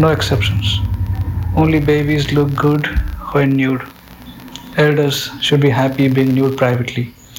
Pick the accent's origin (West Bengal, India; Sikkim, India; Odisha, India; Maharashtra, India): Odisha, India; I am from Odisha, India.